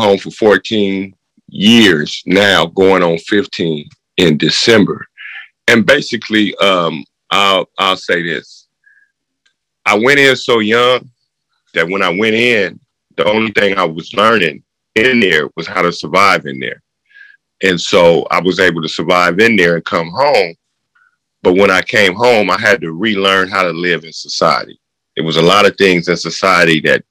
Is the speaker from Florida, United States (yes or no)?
no; Oakland, California, United States; I was born and raised in Northern California, Oakland, to be exact.